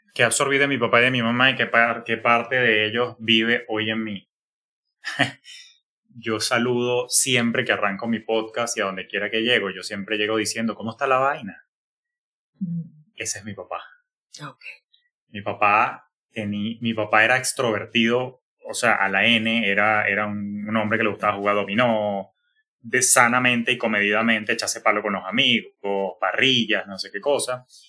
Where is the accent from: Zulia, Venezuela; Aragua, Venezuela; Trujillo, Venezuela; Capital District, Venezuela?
Aragua, Venezuela; Maracay; moved away as an adult; also born or lived in Florida, United States; now in United States; Yo soy oriundo de Maracay, como tú bien sabes, pero quien me está conociendo, bueno, Maracay, Venezuela, es mi, mi la ciudad jardín, fue la que me vio nacer